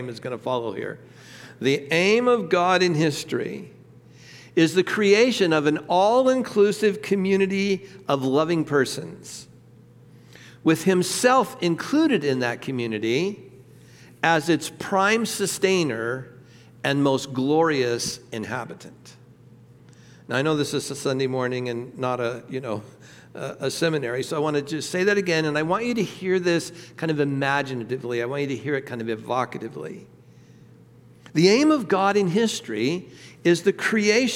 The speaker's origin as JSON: {"language": "English", "region": "Southern California", "country": "United States", "moved": "yes", "said": "I'm from Southern California"}